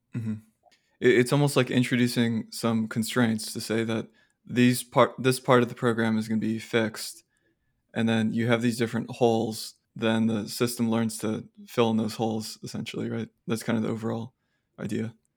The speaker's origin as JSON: {"language": "English", "town": "Austin", "region": "Texas", "country": "United States", "tie": "born or raised there", "said": "I grew up in Austin"}